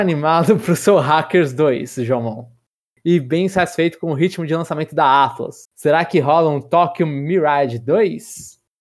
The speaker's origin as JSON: {"language": "Portuguese", "region": "São Paulo", "country": "Brazil", "tie": "born or raised there", "said": "eu sou nascido, criado, vivi toda a minha vida em São Paulo, capital"}